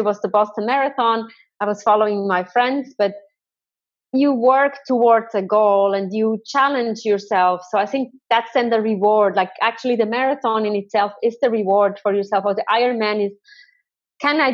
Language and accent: English; Thun, Bern, Switzerland; I'm from Thun on the beautiful lake